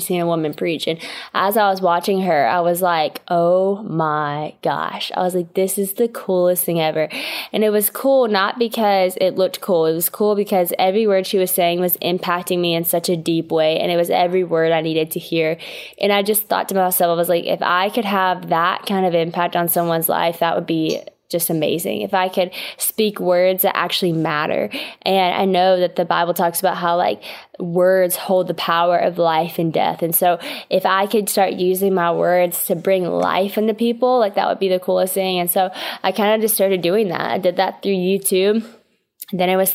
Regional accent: West Monroe, Louisiana, United States; So I'm from West Monroe, Louisiana, which is a pretty small town in Louisiana.

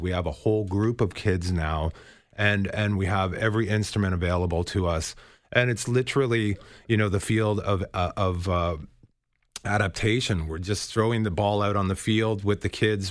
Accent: Toronto, Ontario, Canada; we're both kids from Scarborough

